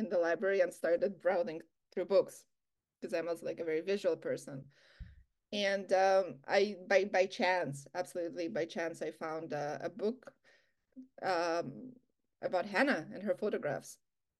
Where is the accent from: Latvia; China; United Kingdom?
Latvia; now in Canada; I wanted to know more about Canadian art because I came from Latvia.